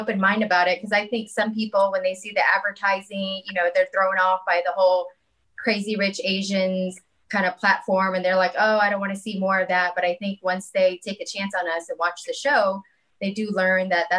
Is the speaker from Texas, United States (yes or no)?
yes; Houston, Texas, United States; I appreciate that Houston has such a large Vietnamese American population. I feel like even though we grew up and our school was mostly Caucasian, I feel like we still felt rooted in our culture because the church that we went to was Vietnamese